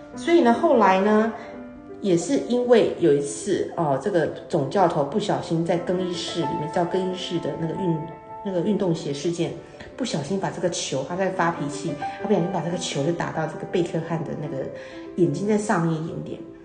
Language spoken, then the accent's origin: Chinese; Taiwan; 我们台湾人，我们要学英文